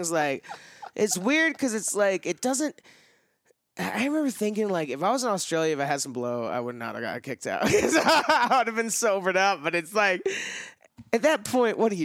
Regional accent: Dallas, Texas, United States; growing up in Dallas

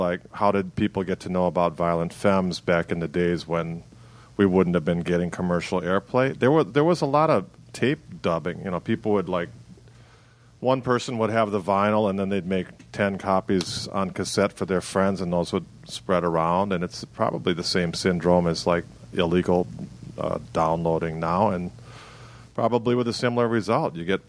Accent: Milwaukee, Wisconsin, United States; I had the same experience, like growing up in Milwaukee.

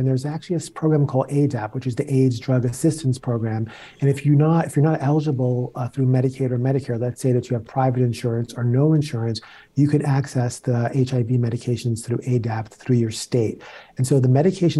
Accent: New York City, New York, United States; I grew up in the South Bronx

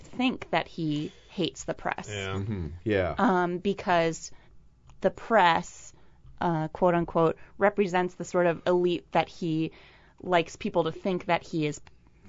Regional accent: Milwaukee, Wisconsin, United States; moved away; I'm from Milwaukee

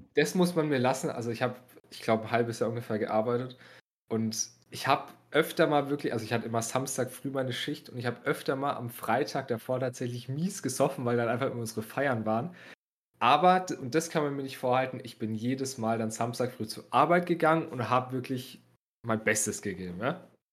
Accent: Bavaria, Germany

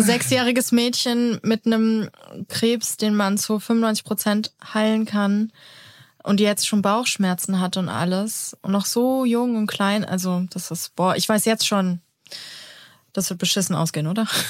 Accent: Germany; bei uns in Deutschland

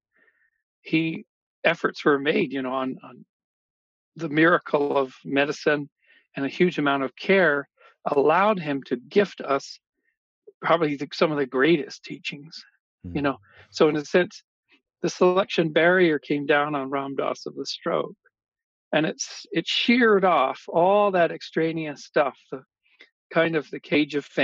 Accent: Kamloops, British Columbia, Canada; when I was growing up in Kamloops, BC in mid-70s

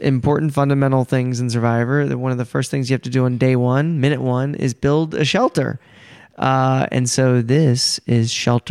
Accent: Media, Pennsylvania, United States; Philadelphia. You know Philadelphia, but do you know Media? Okay, no.

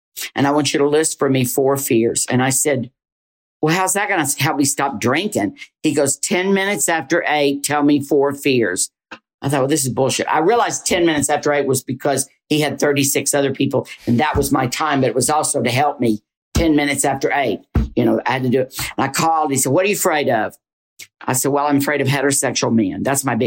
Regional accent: the South, Southern United States, United States; accent: Southern; moved away as an adult; I tried to get rid of my Southern accent

